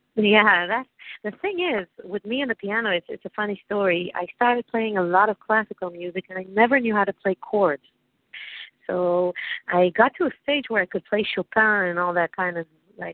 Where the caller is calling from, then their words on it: Tel Aviv, Tel Aviv District, Israel; I'm calling from Tel Aviv, actually. From my, I'm on my porch in Tel Aviv, Israel.